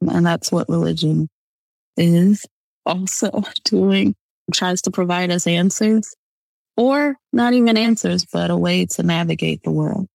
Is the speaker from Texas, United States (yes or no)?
no; Michigan, United States; I'm from Michigan